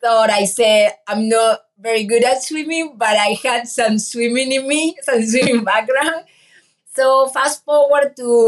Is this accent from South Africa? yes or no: no; Argentina; now in San Antonio, United States; I'm from Argentina